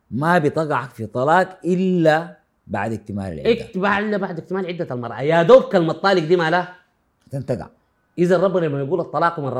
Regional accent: Sudan; انا اتكلم عندنا في السودان

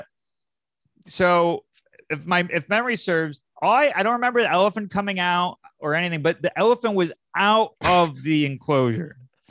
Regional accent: Syracuse, New York, United States; I'm from Syracuse, New York.

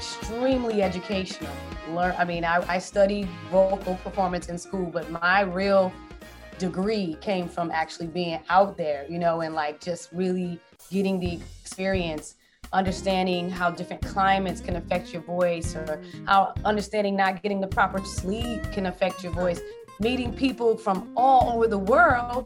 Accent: New Haven, Connecticut, United States; moved away as an adult; also born or lived in Washington, District of Columbia, United States; now in Maryland, United States; I am originally born and raised in New Haven, Connecticut. Elm City, as we call it

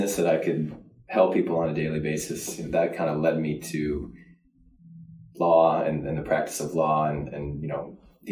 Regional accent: Lisle, Illinois, United States; also born or lived in Downers Grove, Illinois; I'm from Lisle, Illinois. Grew up in the suburbs, Downers Grove

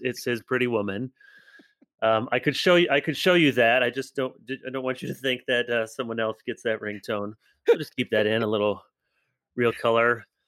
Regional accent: United States; as Americans

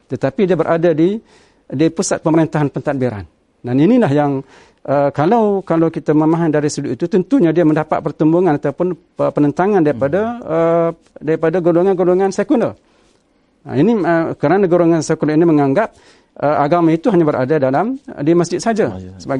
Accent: Kelantan, Malaysia; jasa uh, Tok Guru Almarham kepada kita sebagai rakyat Kelantan memang memang cukup besar lah.

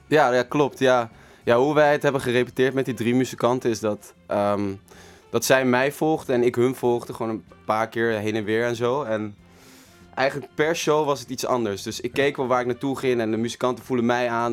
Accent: The Hague, South Holland, Netherlands; ik kom zeker uit Den Haag

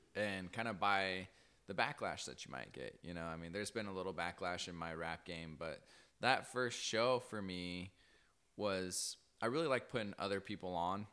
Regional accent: Cortez, Colorado, United States; moved away; also born or lived in Burley; I'm originally from Colorado. Shout out nine seven oh, Cortez

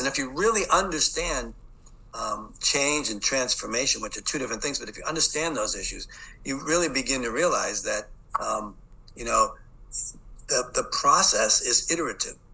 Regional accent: Boston, Massachusetts, United States; accent: Boston; I'm from the city of Boston. I grew up in Boston, so you'll hear that Boston accent.

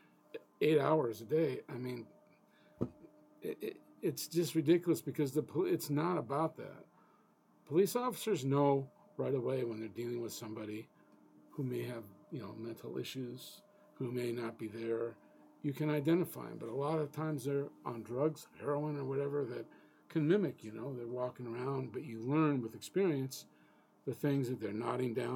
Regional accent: Chicago, Illinois, United States; moved away; I'm from Chicago originally

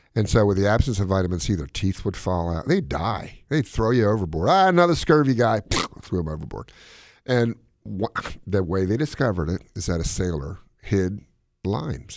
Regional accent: Gaithersburg, Maryland, United States; my hometown, Gaithersburg, Maryland

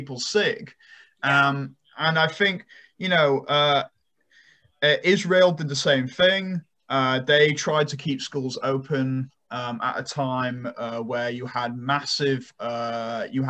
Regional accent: United Kingdom; moved away; my home country

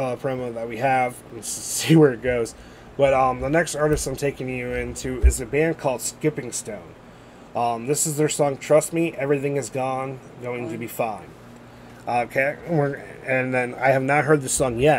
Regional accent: Ohio, United States; We're from Ohio

